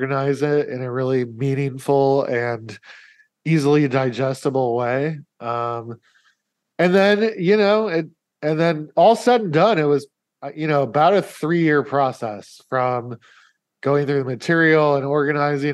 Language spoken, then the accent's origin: English; Omaha, Nebraska, United States; I was living in Omaha, which is my hometown